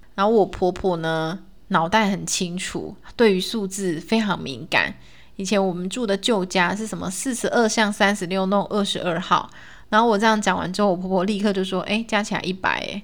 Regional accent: Taiwan; 我们闽南人

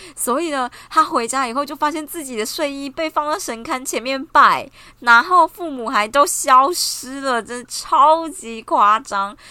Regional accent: Taichung, Taiwan; 比如说像我台中人

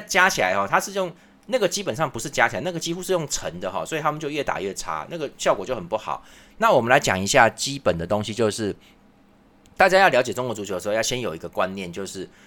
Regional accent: Taiwan; 我们台湾也不是靠台北活的吧

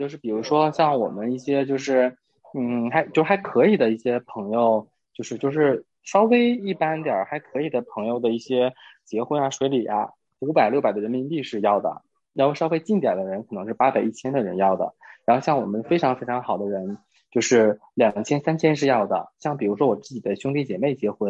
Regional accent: Northeast China, China; 东北是这样的，就至少在我的家乡是有一个收礼的桌，

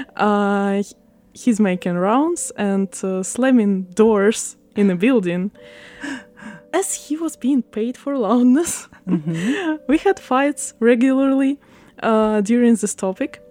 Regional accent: Odesa, Odesa Oblast, Ukraine; first language Russian; English is a second language; moved away as an adult; now in Taiwan; I'm from Ukraine, Odessa

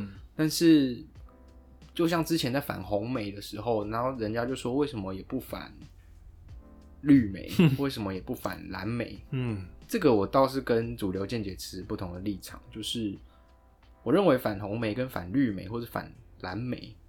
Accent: Taiwan; 就像我可以说我是客家人啊，或是或是我是什么台湾人啊。

